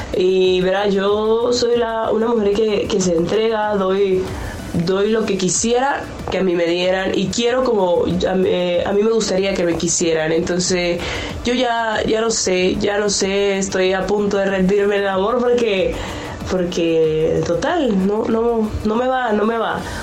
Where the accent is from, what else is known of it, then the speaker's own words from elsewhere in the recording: Venezuela; now in Chicago, United States; Le hablo desde Chicago. Soy una mujer venezolana.